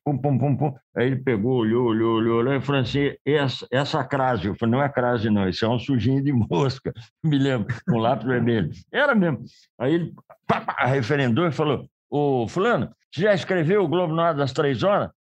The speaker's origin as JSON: {"language": "Portuguese", "town": "Cordeirópolis", "region": "São Paulo", "country": "Brazil", "also_born_or_lived": "Piracicaba", "moved": "as an adult", "said": "o Raul Brunini é meu conterrâneo, porque ele é de Rio Claro, eu sou Corderópolis, é vizinho"}